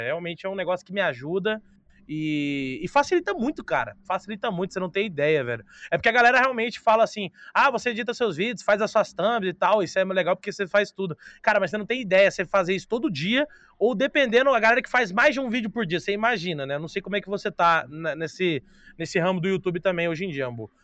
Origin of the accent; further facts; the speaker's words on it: Brazil; A gente é brasileiro